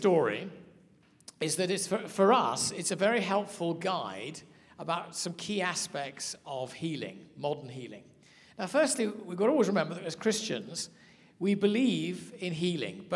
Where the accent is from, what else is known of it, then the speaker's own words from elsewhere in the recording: United Kingdom; accent: English; also born or lived in South Africa; I'm from Britain